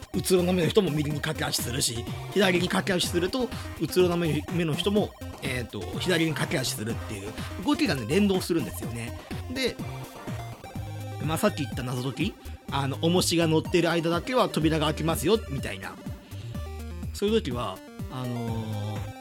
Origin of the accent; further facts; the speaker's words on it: Hyogo, Japan; moved away as an adult; now in Itabashi, Tokyo, Japan; 僕、まあの兵庫県の出身で、まあ、関西の出身